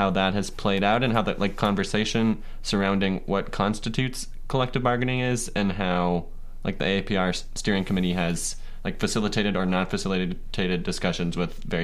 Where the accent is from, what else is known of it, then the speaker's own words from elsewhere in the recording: Ohio, United States; You know, I am from Ohio